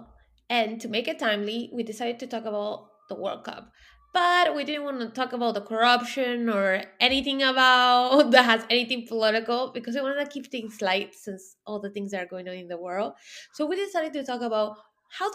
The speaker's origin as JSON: {"language": "English", "country": "Peru", "said": "So I'm from South America. I'm Peruvian. I'm from Peru."}